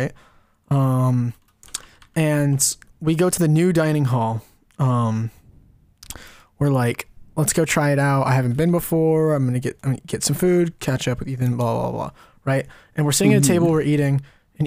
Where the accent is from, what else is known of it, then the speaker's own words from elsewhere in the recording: California, United States; I'm from California